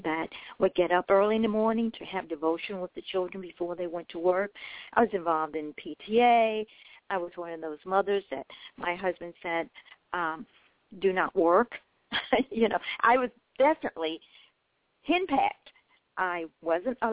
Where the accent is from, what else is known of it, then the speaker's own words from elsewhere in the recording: Memphis, Tennessee, United States; I was born in Memphis, Tennessee, as I said. It's always been my home